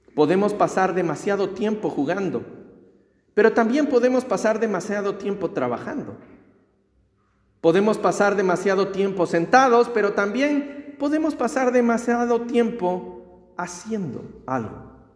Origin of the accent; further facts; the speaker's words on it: Ecuador; En mi tierra es, en el Ecuador